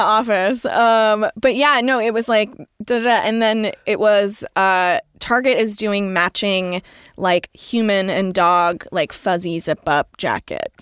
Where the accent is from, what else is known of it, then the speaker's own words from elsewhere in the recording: California, United States; now in New York, United States; I'm from California, but in New York right now